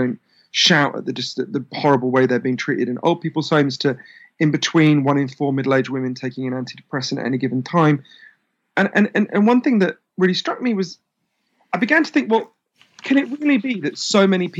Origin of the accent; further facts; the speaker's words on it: United Kingdom; being obviously British